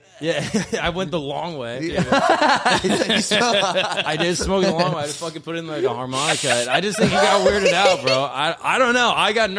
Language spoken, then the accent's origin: English; Orlando, Florida, United States; moved away; I'm a kid from Orlando. I grew up.